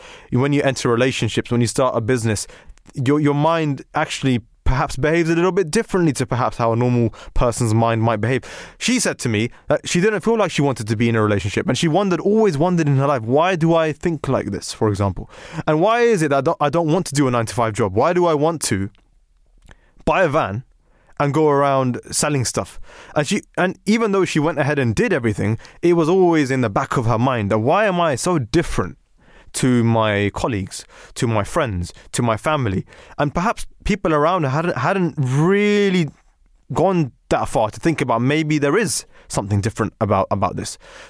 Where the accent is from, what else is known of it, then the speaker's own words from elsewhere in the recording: Pakistan; what we would like to call in our households, I'm a Pakistani, you know, a Desi analysis.